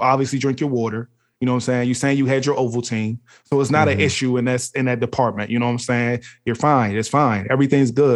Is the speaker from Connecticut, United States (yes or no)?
no; Washington, District of Columbia, United States; I'm from here